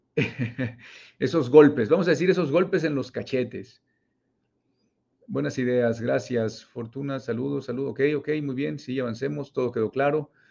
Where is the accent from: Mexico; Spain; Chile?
Mexico; also born or lived in Monterrey, Nuevo León; Yo vivo en México, yo soy mexicano, vivo en Monterrey, Nuevo León